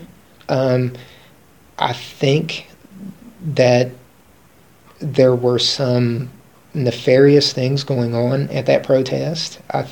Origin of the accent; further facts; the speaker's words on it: West Virginia, United States; Nobody was paid, we're all from West Virginia.